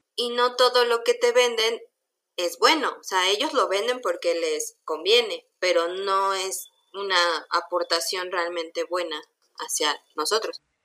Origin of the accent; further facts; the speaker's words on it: Mexico; como mexicanos